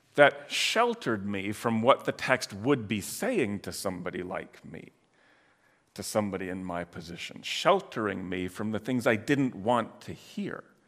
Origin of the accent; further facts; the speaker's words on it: Michigan, United States; also born or lived in Illinois; now in Iowa, United States; I grew up in Michigan, then lived in Illinois for a long time, and now here for twenty-five plus years.